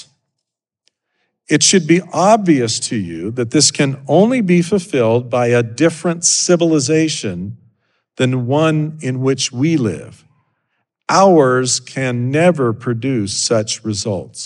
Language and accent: English; Idaho, United States; moved away; I grew up in Idaho